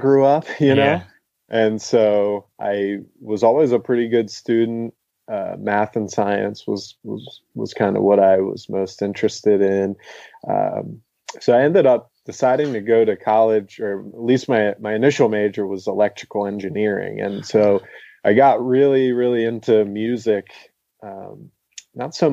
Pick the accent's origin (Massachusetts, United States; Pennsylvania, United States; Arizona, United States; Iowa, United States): Pennsylvania, United States; Glen Mills; also born or lived in Downingtown, Pennsylvania; now in Asheville, United States; I grew up in a tiny little town called Glen Mills, which is in Downing. Technically, I was born in Downingtown